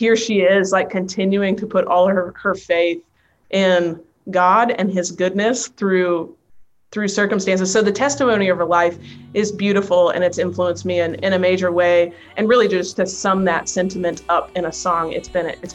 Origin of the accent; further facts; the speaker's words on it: North Carolina, United States; now in Nashville, United States; I'm from North Carolina, so it's way over on the East Coast